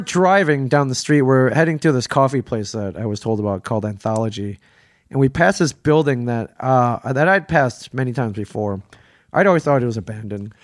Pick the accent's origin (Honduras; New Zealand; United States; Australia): United States; Ann Arbor, Michigan; moved away as an adult; now in New Jersey, United States; Ann Arbor, Michigan, where I, where I grew up